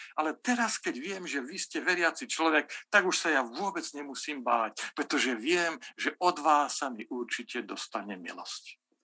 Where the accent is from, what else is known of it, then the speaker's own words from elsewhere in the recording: Slovakia; ja nie som z Bratislavy, ja som z Bystrici